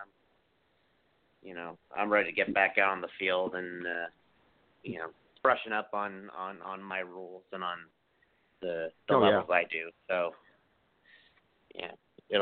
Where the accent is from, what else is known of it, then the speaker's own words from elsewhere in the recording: Seattle, Washington, United States; it's my hometown